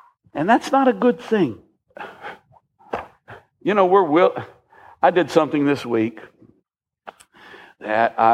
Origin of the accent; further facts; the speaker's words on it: United States; As an American